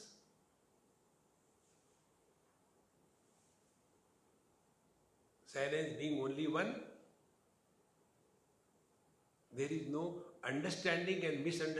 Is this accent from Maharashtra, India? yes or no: yes; Mumbai, Maharashtra, India; Don't you know I am from Mumbai? And what happens in Mumbai? In Maharashtra, everything is maha, not chota.